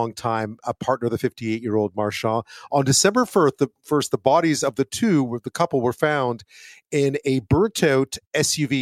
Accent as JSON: {"language": "English", "town": "Montreal", "region": "Quebec", "country": "Canada", "tie": "born or raised there", "said": "I think I grew up in Montreal"}